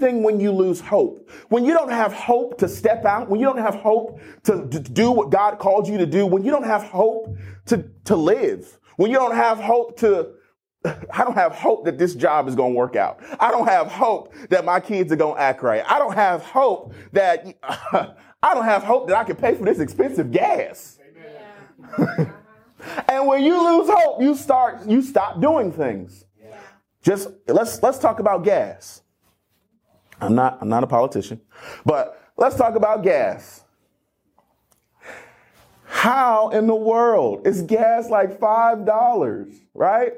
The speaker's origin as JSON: {"language": "English", "town": "Cleveland", "region": "Ohio", "country": "United States", "tie": "born or raised there", "also_born_or_lived": "Akron, Ohio", "said": "I'm from Northeast Ohio and originally born and raised in Akron, actually Cleveland, Ohio."}